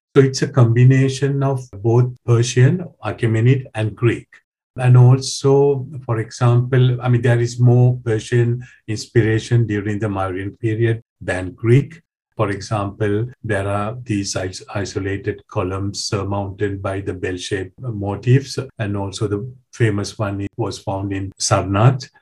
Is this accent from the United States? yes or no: no; Sri Lanka; moved away as an adult; now in France; I was born in Sri Lanka. I did my preliminary studies there